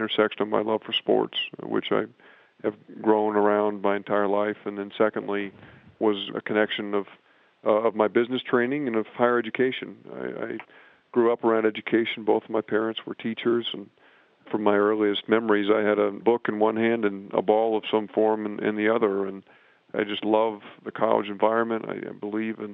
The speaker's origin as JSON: {"language": "English", "town": "West Lafayette", "region": "Indiana", "country": "United States", "tie": "born or raised there", "also_born_or_lived": "Champaign, Illinois", "moved": "as an adult", "said": "I grew up in West Lafayette, Indiana, not far from Purdue University"}